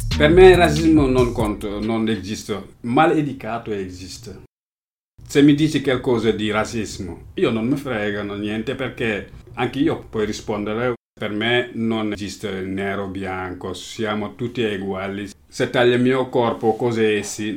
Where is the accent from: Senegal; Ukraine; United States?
Senegal; Italian is a second language; moved away as an adult; now in Milan, Italy; sono senegalese, sono venuto qua a Milano da 2013